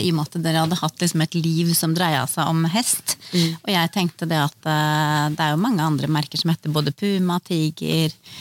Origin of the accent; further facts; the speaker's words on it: Østfold, Norway; Østfold er jo hjemstedet mitt